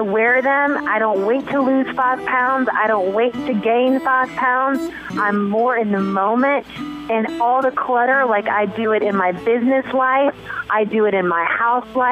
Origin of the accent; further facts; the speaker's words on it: the South, United States; moved away; also born or lived in Paris; I'm from the South